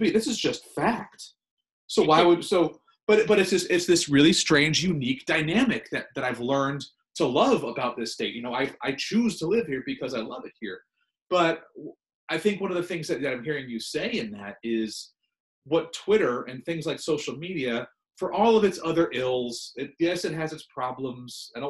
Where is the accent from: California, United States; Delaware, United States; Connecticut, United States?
Connecticut, United States; also born or lived in Pennsylvania / Oregon / New Mexico / Georgia; now in Maine, United States; I'm not from Maine. I did not grow up here. Uh, I moved here. My wife and I moved here in 2004. We lived in Oregon and New Mexico and Georgia and North Carolina before then. I'm from Connecticut and went to school in Pennsylvania.